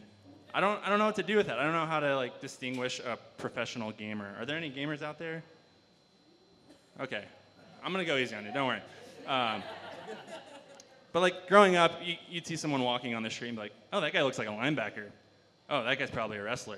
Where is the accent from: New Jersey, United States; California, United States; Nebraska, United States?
Nebraska, United States; now in Steamboat Springs, United States; living in Nebraska, where I grew up. I grew up in Nebraska